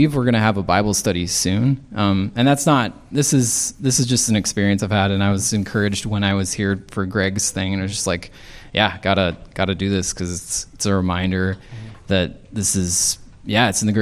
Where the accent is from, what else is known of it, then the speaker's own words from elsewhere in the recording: United States; I'm an American